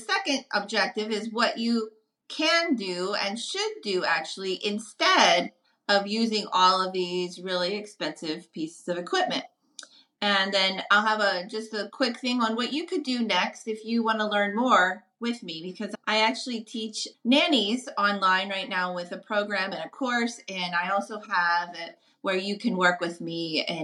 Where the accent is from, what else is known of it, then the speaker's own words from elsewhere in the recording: New Orleans, Louisiana, United States; I'm from New Orleans